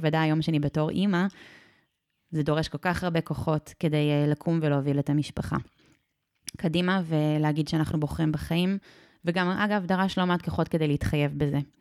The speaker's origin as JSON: {"language": "Hebrew", "town": "Sde Warburg", "region": "Central District", "country": "Israel", "tie": "born or raised there", "said": "לשדה ורבורג, אה, שם גדלתי"}